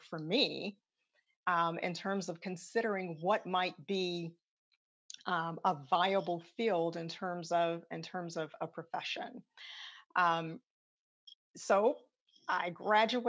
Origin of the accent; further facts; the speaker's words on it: Chicago, Illinois, United States; I am from Chicago. And so my commitment is to go back home to my high school, Hyde Park Career Academy on the south side of Chicago